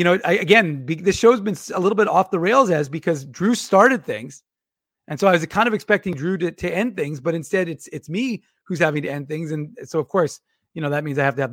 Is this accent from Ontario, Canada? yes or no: no; Winnipeg, Manitoba, Canada; I'm a North Ender